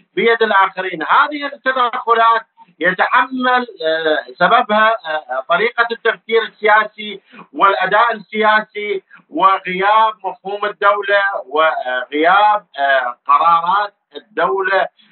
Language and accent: Arabic; Iraq; احنا كعراقيين